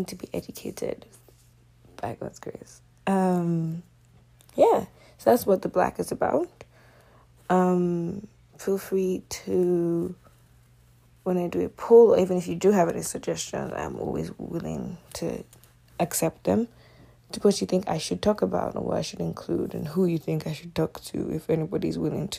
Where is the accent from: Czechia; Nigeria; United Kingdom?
Nigeria; Nigerian Delta Igbo; moved away as an adult; now in Canada; I'm a Nigerian Delta Igbo girl. And I moved here about, what year are we in, 2021, so roughly, it's been over 5 years now.